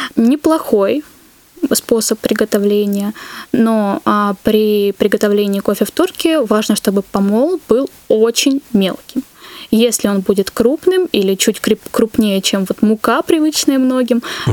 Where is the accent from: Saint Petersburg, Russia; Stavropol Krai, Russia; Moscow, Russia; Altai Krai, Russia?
Stavropol Krai, Russia; Pyatigorsk; moved away; в Пятигорске, откуда я родом